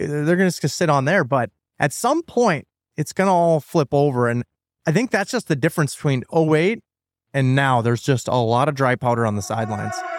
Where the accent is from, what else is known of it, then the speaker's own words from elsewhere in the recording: North Dakota, United States; I'm from North Dakota